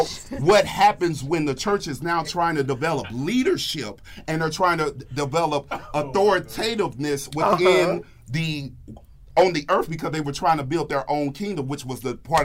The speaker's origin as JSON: {"language": "English", "region": "Midwest", "country": "United States", "tie": "born or raised there", "said": "I grew up in the Midwest."}